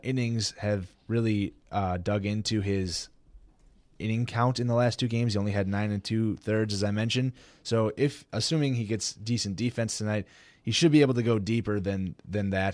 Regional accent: Milwaukee, Wisconsin, United States; my hometown team here, Milwaukee

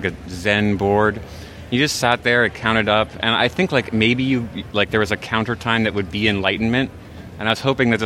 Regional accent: Providence, Rhode Island, United States; I'm from Providence, Rhode Island.

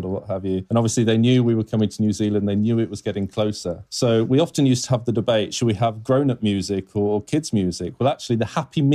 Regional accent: Leicester, East Midlands, United Kingdom; So I'm originally from Leicester in the UK

